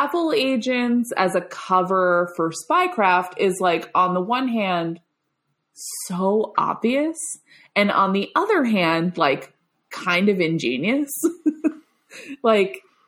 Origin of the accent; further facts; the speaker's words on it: Long Island, New York, United States; I grew up on Long Island, which is the, perhaps the suburban hellscape